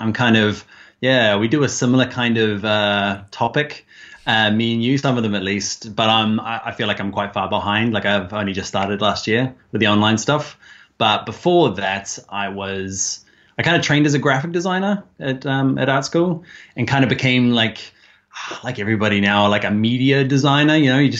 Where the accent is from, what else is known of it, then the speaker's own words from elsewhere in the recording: New Zealand; now in Ireland; So I'm a Kiwi.